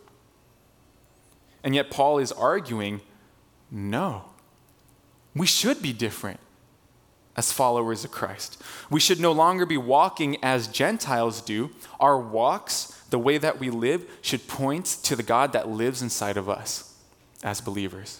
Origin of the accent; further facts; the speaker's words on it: Torrance, California, United States; we're from SoCal, from the South Bay, we've lived in the Torrance area for our whole lives